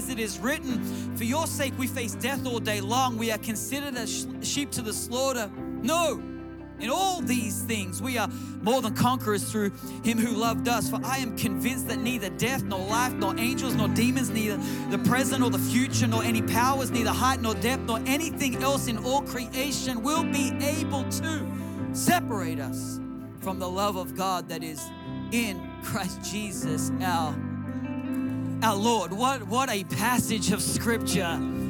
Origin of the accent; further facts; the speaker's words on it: Newcastle, New South Wales, Australia; Now I in my hometown of Newcastle, Australia, I didn't even know where Oakland was, let alone the Raiders.